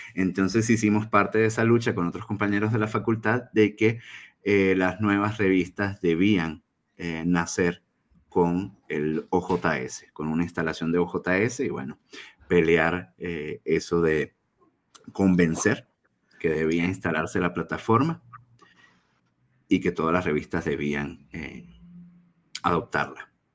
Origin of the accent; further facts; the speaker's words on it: Venezuela; now in Chihuahua, Mexico; soy venezolano de origen radico acá en Chihuahua, México